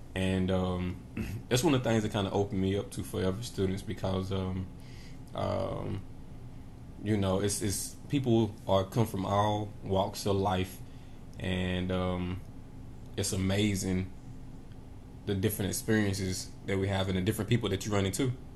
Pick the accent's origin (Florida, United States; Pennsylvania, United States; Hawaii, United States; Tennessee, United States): Tennessee, United States; Knoxville; I grew up in Knoxville, Tennessee